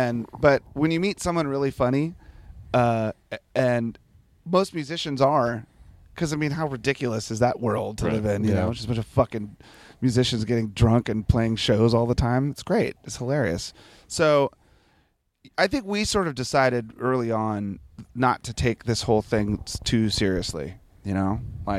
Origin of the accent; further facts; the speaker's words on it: Washington, District of Columbia, United States; Because you know, I grew up in the Washington D.C. area. And so the bands that I first started playing in were hardcore punk rock bands in the early 80s.